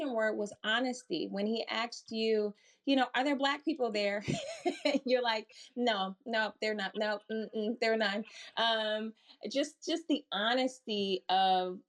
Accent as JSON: {"language": "English", "town": "Milwaukee", "region": "Wisconsin", "country": "United States", "said": "I'm from Milwaukee, Wisconsin, just a couple hours up the road"}